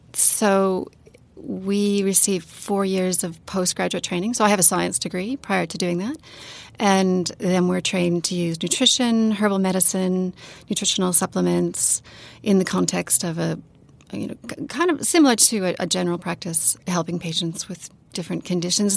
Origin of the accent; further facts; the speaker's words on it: Canada; also born or lived in Sydney, Australia / New Zealand; now in Christchurch, New Zealand; I live in New Zealand, but I'm from Canada and I work in Australia